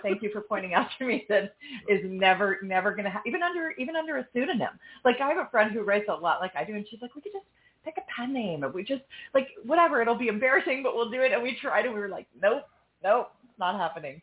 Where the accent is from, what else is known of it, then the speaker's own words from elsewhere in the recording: New York City, New York, United States; now in Austin, United States; I'm from New York uh, born, you know, in the city. I lived there again in my 20s. Now I live in Austin